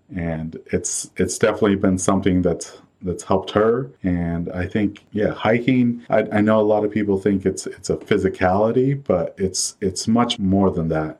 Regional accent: Pacific Northwest, United States; born and raised in the Pacific Northwest

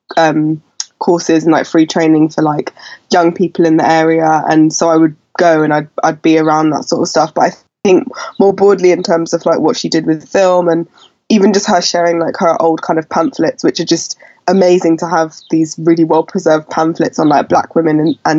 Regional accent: London, United Kingdom; I was born at home on Coburg Road, which is near Burgess Park in South London

